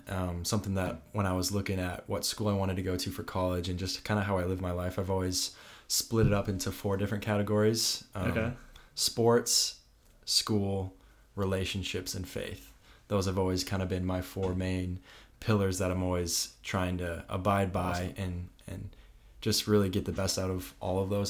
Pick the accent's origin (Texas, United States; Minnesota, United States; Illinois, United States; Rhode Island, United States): Minnesota, United States; moved away as an adult; now in Stanford, United States; I'm from Minnesota, so quite a ways away.